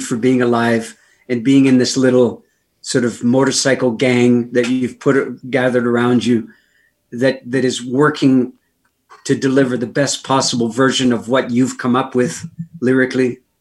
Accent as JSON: {"language": "English", "country": "Canada", "said": "Being a Canadian"}